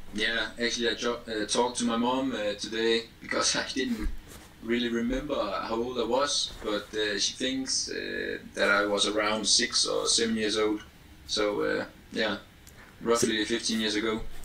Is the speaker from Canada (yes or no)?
no; Denmark; I'm from Denmark. Obviously, um, I live in Aarhus